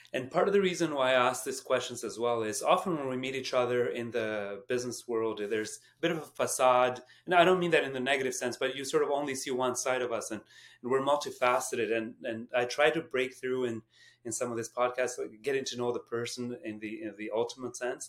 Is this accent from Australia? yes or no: no; Canada; as Canadian